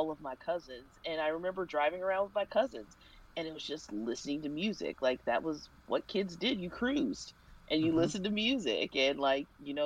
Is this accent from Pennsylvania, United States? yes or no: no; Kansas City, Missouri, United States; I grew up in Kansas City